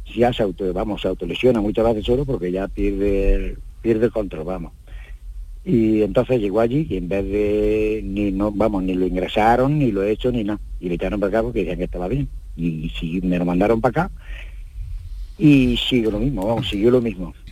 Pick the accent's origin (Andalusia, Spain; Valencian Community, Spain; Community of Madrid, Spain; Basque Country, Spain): Andalusia, Spain; Jaén; yo soy de Jaén